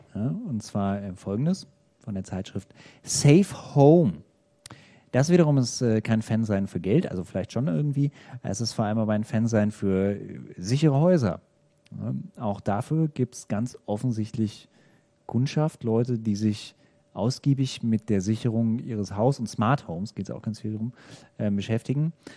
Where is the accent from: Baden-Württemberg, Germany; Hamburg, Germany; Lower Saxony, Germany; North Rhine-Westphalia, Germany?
North Rhine-Westphalia, Germany; Bielefeld; moved away; In Bielefeld, ähm, meiner Heimatstadt sozusagen. Also aus der Ecke zumindest komme ich ursprünglich